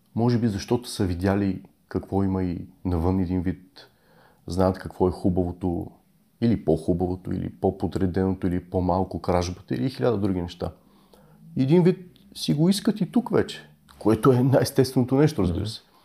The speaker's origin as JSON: {"language": "Bulgarian", "country": "Bulgaria", "said": "ние сме България с всичкото, с което идва това име"}